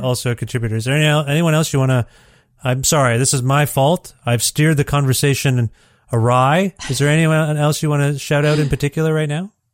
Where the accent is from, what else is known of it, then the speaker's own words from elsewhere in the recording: Ontario, Canada; moved away as an adult; also born or lived in Guelph, Ontario; I'm from Ontario